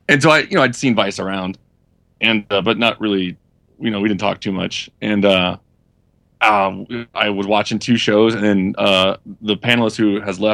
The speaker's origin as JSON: {"language": "English", "region": "Louisiana", "country": "United States", "tie": "born or raised there", "also_born_or_lived": "Memphis, Tennessee / Atlanta, Georgia", "said": "But I was born in Memphis, and I grew up a little bit in Louisiana. And then moved to Atlanta."}